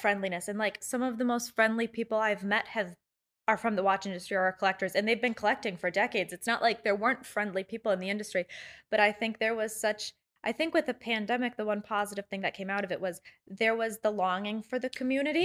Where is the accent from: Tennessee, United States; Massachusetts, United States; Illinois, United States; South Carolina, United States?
Illinois, United States; Chicago; I grew up in Chicago